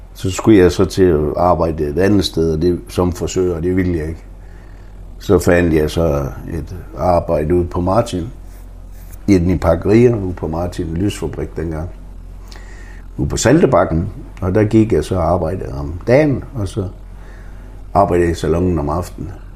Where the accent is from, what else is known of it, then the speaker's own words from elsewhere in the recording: Frederikshavn, North Denmark Region, Denmark; moved away as an adult; also born or lived in Oslo, Norway / Greenland; det er jo stadigvæk min hjemby